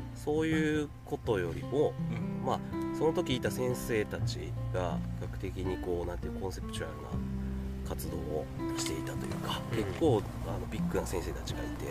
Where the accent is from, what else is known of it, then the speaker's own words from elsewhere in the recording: Kyoto, Japan; also born or lived in Yokohama, Kanagawa; 10歳まで小4終わるまで、えー、と横浜にいてその父親の仕事の関係でちょっとこっちの京都の大学に来ることになった